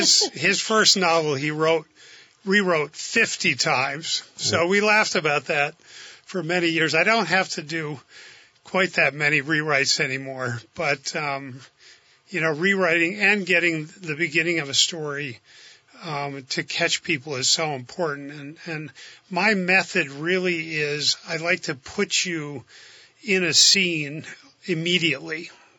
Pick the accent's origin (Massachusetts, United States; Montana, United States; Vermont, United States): Vermont, United States; St. Johnsbury; I grew up in St. Johnsbury in the Northeast Kingdom